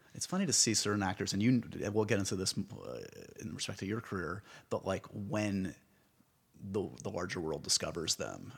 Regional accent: New York, United States; I'm a New Yorker

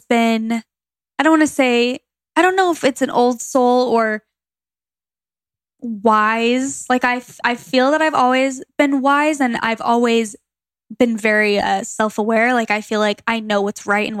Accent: Gilbert, Arizona, United States; moved away as an adult; also born or lived in Phoenix, Arizona; now in Los Angeles, United States; Where I grew up in Gilbert, Arizona, it was so common to be Mormon

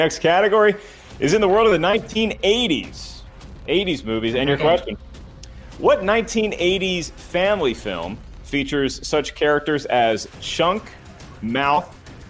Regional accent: the South, United States; I'm from the South.

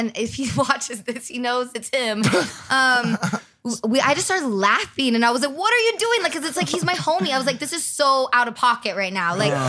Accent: the Valley, California, United States; I'm also from the Valley.

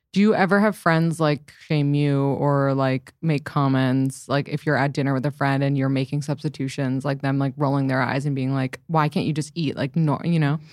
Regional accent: New York City, New York, United States; I grew up in the city

